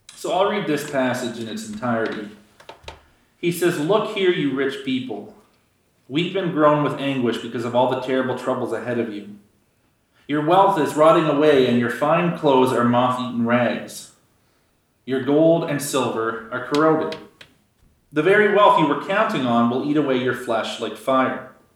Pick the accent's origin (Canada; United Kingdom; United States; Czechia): Canada; giving up being a Canadian